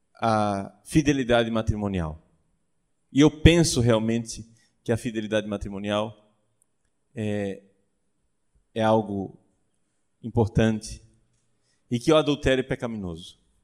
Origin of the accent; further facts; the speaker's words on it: Brazil; Eu, como bom brasileiro